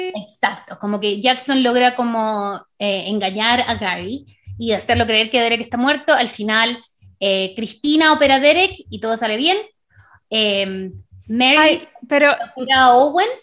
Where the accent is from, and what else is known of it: Chile